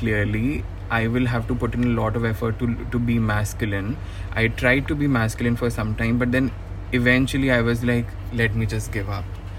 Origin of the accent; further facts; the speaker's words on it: India; we come from India and land of Kama Sutra